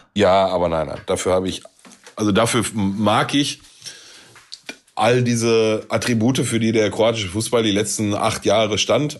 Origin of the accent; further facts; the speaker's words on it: Germany; wir als Deutsche